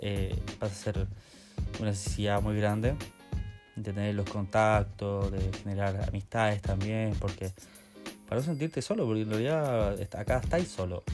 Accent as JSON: {"language": "Spanish", "town": "Maipú", "region": "Santiago Metropolitan Region", "country": "Chile", "moved": "as an adult", "lives_now": "New Zealand", "said": "soy chileno, soy de Maipú, de Santiago"}